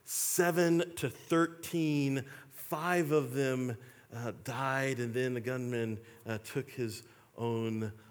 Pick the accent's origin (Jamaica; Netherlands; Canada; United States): United States; Texas; I'm a Texan